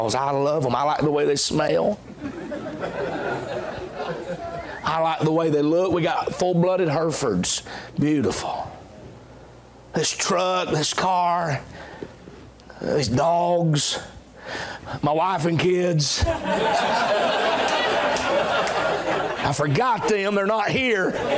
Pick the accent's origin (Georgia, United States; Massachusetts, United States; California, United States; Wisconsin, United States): Georgia, United States; Dalton; moved away as an adult; also born or lived in Augusta, Georgia; now in Hephzibah, United States; I grew up in Dalton, Georgia